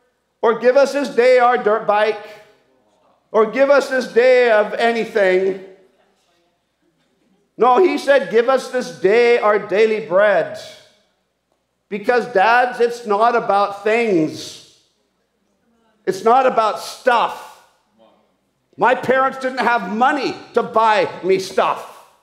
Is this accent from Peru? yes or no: yes; Peru; The amount of toys I grew up with in South America, in the Amazon jungles as a missionary kid